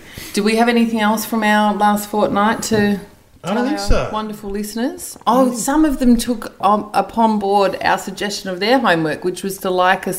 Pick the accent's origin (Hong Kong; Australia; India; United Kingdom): Australia; from an Australian point of view